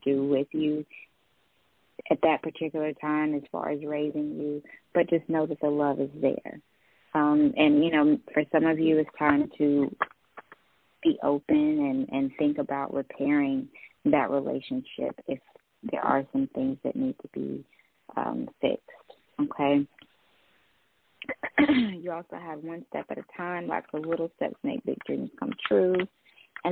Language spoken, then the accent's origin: English; Greensboro, North Carolina, United States; I'm from Greensboro, North Carolina.